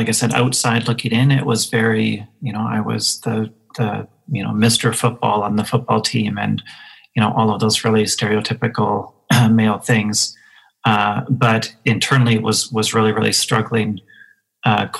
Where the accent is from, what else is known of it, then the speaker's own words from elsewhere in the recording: Moose Jaw, Saskatchewan, Canada; I grew up in Moose Jaw, Saskatchewan, in the 80s, so small town Saskatchewan in the 80s